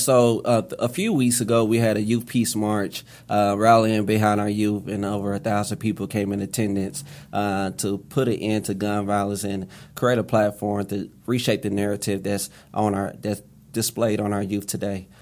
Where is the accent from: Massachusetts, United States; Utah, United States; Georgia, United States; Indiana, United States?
Indiana, United States; Indianapolis; I grew up on Far East Second and Post Road, uh, on the far east side of Indianapolis